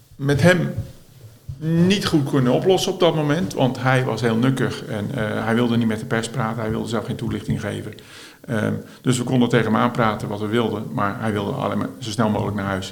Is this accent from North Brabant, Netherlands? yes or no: no; Schiedam, South Holland, Netherlands; ik ben eh, geboren en getogen in Schiedam.